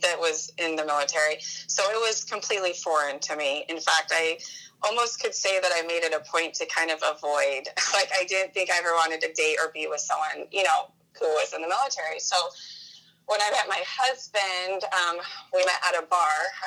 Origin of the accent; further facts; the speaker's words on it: Washington, United States; I was born and raised in Washington